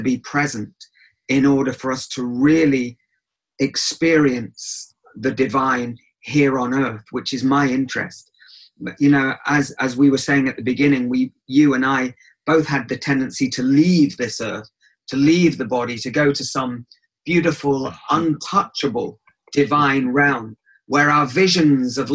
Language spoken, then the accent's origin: English; England, United Kingdom; I grew up in England, so not in Israel, so I'm not Israeli.